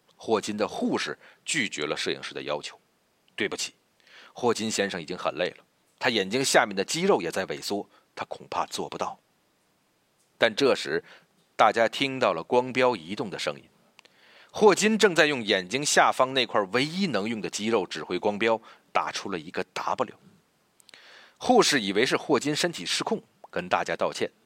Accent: China; 而最让我们中国人民兴奋的

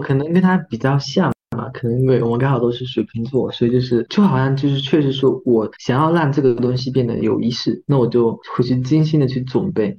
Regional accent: Fujian, China; 因为我们是传统的这个福建的这种家庭

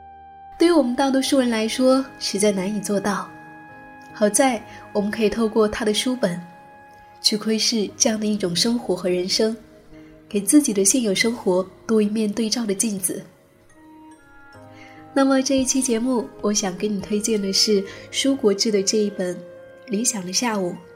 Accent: Taiwan; 因为我是台湾人，这工作做了十年，不过是六千万，六千万在台湾，买房子还是买不到像样的。

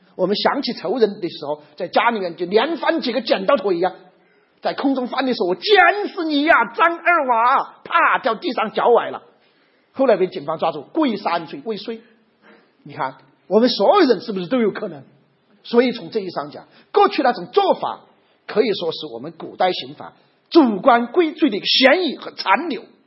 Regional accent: China; 我们中国人

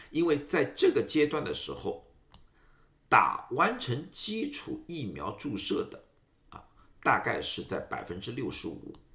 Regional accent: Shanghai, China; moved away as an adult; now in United States; 大家知道我是上海人

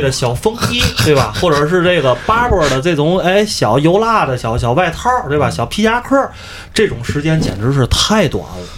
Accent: Tianjin, China; moved away as an adult; also born or lived in Yunnan; now in Athens, Greece; 我在云南住了一年多之后，我回了天津，咱说心里话啊，我最不适应就是天津的气候。嗯。我在这儿作为一个天津人啊

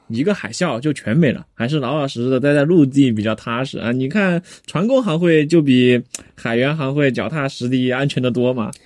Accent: Chengdu, Sichuan, China; 咱们成都人

